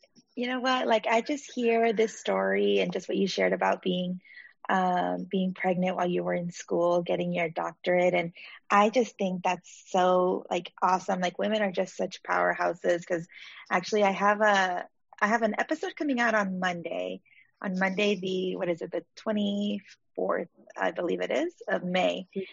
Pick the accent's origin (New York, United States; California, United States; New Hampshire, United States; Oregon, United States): California, United States; Baldwin Park; I grew up in Baldwin Park